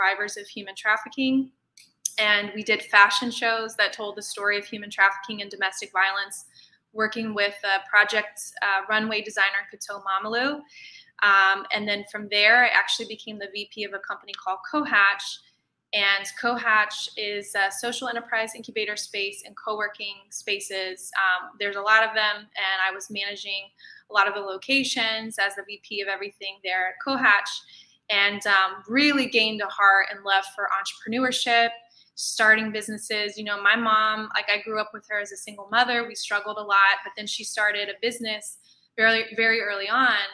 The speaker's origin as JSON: {"language": "English", "region": "Indiana", "country": "United States", "tie": "born or raised there", "also_born_or_lived": "Egypt", "moved": "as an adult", "lives_now": "New York City, United States", "said": "I actually am originally from Indiana. I grew up in Indiana."}